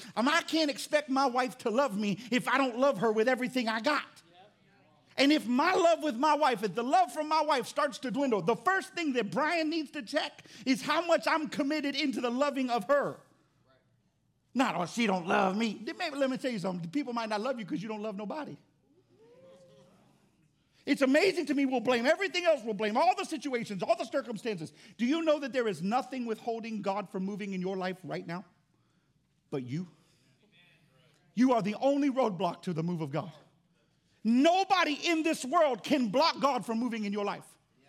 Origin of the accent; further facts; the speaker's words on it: Florida, United States; now in Louisiana, United States; I grew up in Florida